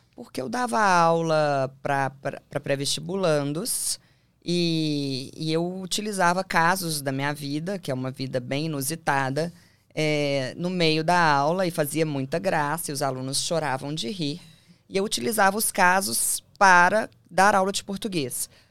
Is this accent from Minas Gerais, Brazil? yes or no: yes; Belo Horizonte, Minas Gerais, Brazil; moved away as an adult; now in São Paulo, Brazil; E eu sou de Belo Horizonte, hoje eu moro em São Paulo